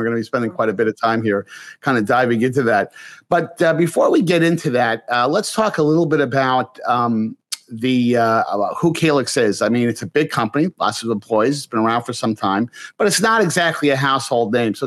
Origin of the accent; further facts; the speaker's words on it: New York area, United States; I grew up in the New York area